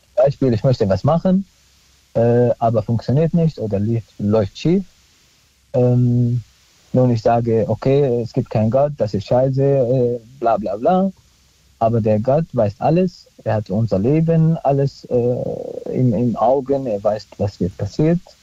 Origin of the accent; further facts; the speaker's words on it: Syria; also born or lived in Neustadt; now in Germany; ich bin Christ aus Syrien, ich spreche Jesus-Sprache immer noch